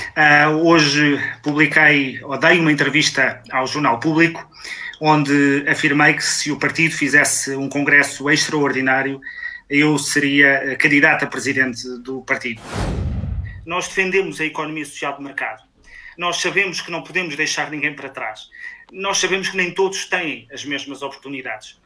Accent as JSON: {"language": "Portuguese", "area": "Cova da Beira", "region": "Centro", "country": "Portugal", "said": "Eu venho da Cova da Beira"}